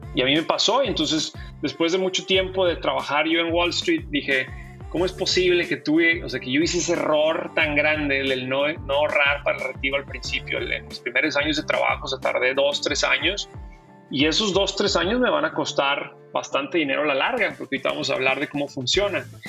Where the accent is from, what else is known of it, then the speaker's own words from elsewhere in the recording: Ciudad Juárez, Chihuahua, Mexico; moved away as an adult; also born or lived in El Paso / Boston; now in United States; yo crecí en la frontera, eh, yo soy de Ciudad Juárez